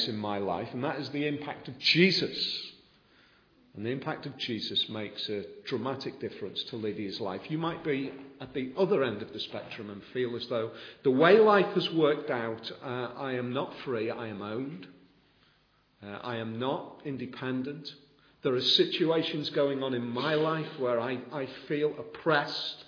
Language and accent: English; the Wirral, Cheshire, North West England, United Kingdom; I'm a posh boy from Cheshire, so my wife tells me, because I was born on the Wirral